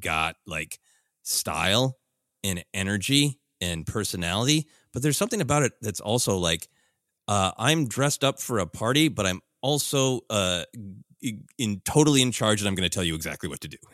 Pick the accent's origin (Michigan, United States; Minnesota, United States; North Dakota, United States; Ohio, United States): Minnesota, United States; moved away; growing up in Minnesota